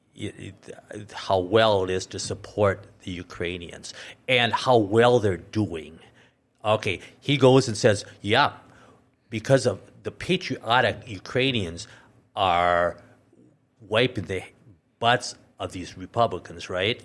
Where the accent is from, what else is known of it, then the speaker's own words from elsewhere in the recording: Minnesota, United States; now in North Dakota, United States; I was born and raised in Minnesota.